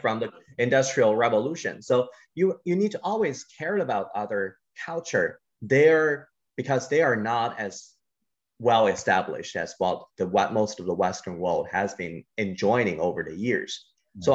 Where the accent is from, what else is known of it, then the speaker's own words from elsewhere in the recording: China; growing up in China